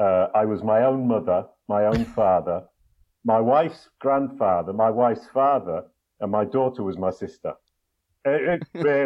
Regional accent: England, United Kingdom; Actually English.

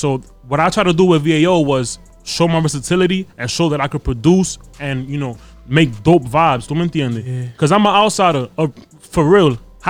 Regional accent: New York City, New York, United States; I grew up in Brooklyn, so you know, I grew up with a diverse background.

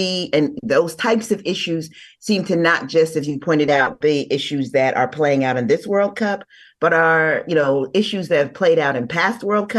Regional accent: Ghana; now in Los Angeles, United States; I'm from Ghana originally

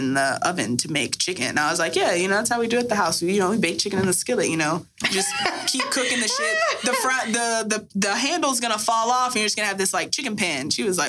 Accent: Texas, United States; growing up in Texas, Black girl

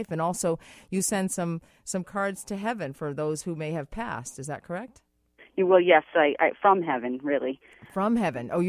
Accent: Massachusetts, United States; I'm from Massachusetts. You're from Massachusetts.

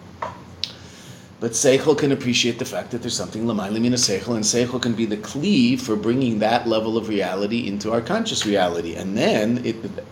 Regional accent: Pacific Coast, British Columbia, Canada; I'm a, upper middle class Jewish boy who grew up in the city in Canada

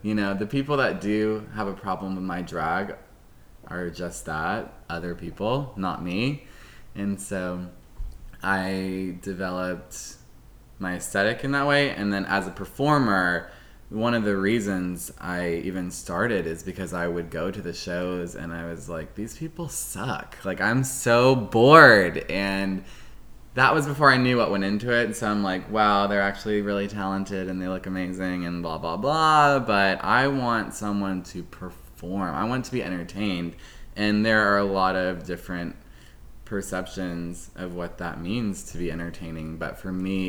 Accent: Mableton, Georgia, United States; accent: Southern; It was Southern because I was in school with a lot of, like, rednecks in Mableton, Georgia, you know? I used to have, like, a thick Southern accent

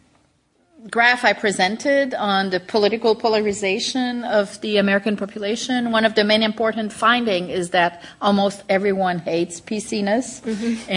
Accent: Canada; me as a Canadian

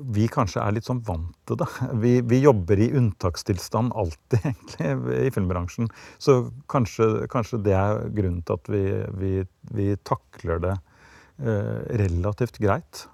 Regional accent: Norway; ble jeg født i Norge

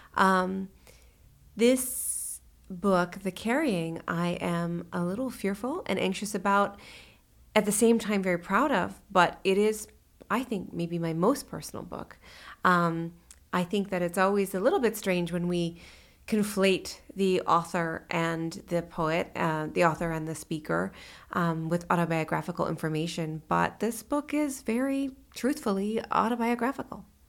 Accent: California, United States; moved away as an adult; also born or lived in Sonoma / New York City; now in Lexington, United States; I grew up in California and then spent my, uh, you know, young adult years in New York City

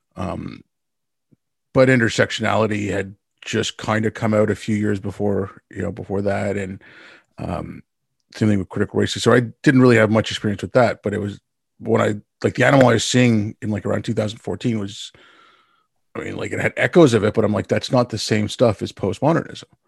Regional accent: Montreal, Quebec, Canada; I'm thankful that I can also speak French 'cause I grew up in Montreal.

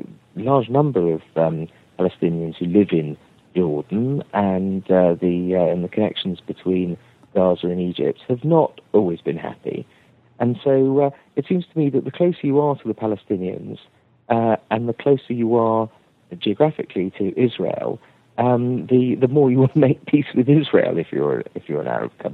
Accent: England, United Kingdom; I'm an English Tory, a Thatcherite conservative

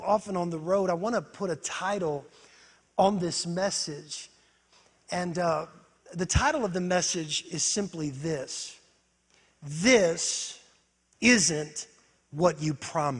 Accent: Northwest Ohio, United States; moved away as an adult; now in Florida, United States; I grew up in Northwest Ohio, but about 14 years ago, God delivered me and put me in one of the hottest

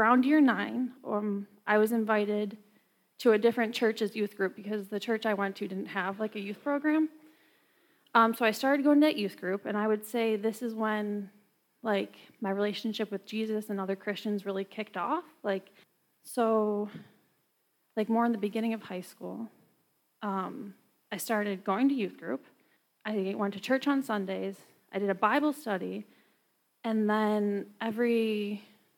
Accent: New York, United States; I'm from New York

